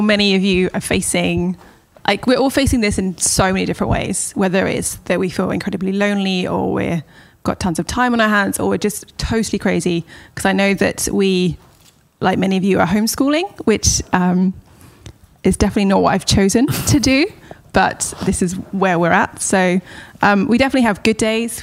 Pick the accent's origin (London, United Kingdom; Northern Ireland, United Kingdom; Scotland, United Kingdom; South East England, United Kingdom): South East England, United Kingdom; Southampton; moved away as an adult; now in Los Angeles, United States; I was also born in Hampshire, so I was born in Southampton, which is just on the on the coast of England. Um, I have a younger brother, and it's just a family of four that grew up in there.